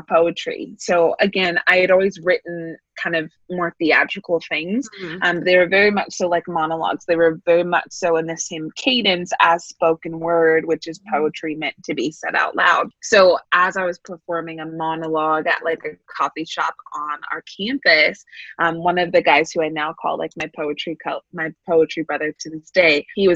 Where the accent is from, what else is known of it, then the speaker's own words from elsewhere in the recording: San Francisco Bay Area, California, United States; moved away as an adult; now in Pasadena, United States; born and raised in the San Francisco Bay Area